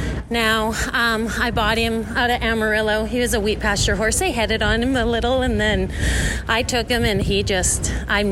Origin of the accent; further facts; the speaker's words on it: Nanton, Alberta, Canada; now in Arizona, United States; I'm from Canada originally. Yes, I'm from Alberta. Alberta, from Nanton.